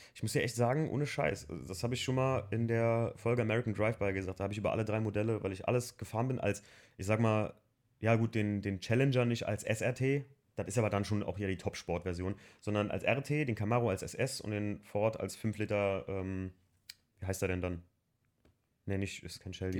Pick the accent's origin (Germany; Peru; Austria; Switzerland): Germany; also born or lived in Andernach; für mich als Deutscher